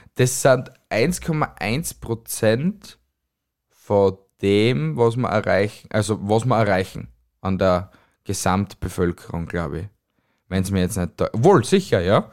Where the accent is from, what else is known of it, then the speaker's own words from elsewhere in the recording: Austria; also born or lived in Styria; von uns Österreichern